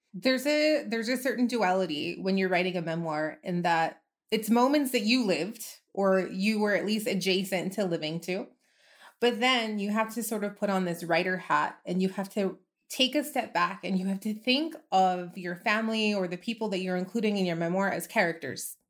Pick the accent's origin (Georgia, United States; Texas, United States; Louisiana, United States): Texas, United States; El Paso; I'm from El Paso, I grew up here, I moved away for a while, but then I came back